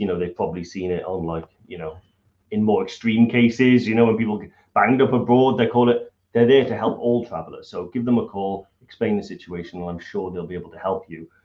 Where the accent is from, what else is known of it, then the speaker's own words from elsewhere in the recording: Welsh, Wales, United Kingdom; being Welsh